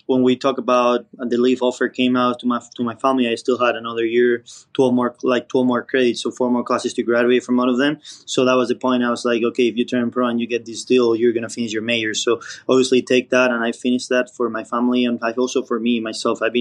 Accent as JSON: {"language": "English", "country": "Spain", "second_language": "English", "moved": "yes", "said": "And when I came from Spain, my English wasn't at a grade level yet."}